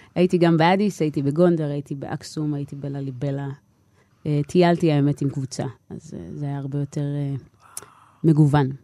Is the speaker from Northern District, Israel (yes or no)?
yes; Nof HaGalil, Northern District, Israel; first language Hebrew; גדלתי בנצרת עילית